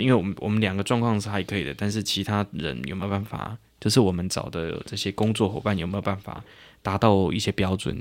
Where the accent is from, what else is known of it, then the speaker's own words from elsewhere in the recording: Fengshan, Alishan Township, Chiayi County, Taiwan; moved away; 回到我的家乡，对，对，回到峰山，对。哦，阿里山乡